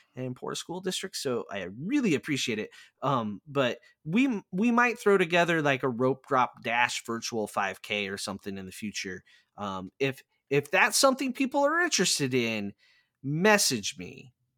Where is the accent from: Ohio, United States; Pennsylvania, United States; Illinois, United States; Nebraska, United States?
Nebraska, United States; Plattsmouth; I am currently a race director for a fundraiser here in my hometown